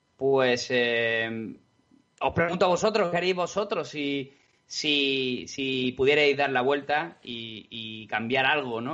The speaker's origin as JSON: {"language": "Spanish", "country": "Spain", "said": "todos los que somos españoles"}